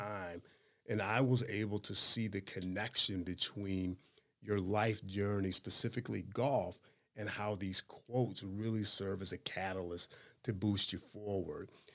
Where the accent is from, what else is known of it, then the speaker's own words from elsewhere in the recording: Chicago, Illinois, United States; I grew up in the Chicago area